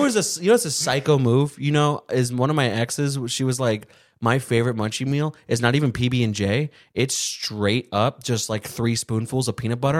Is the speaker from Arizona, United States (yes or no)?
yes; Arizona, United States; we're from Arizona